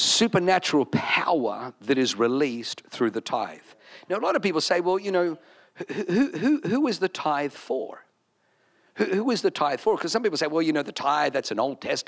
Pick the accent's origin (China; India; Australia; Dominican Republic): Australia; Wollongong, New South Wales; moved away; I'm from Wollongong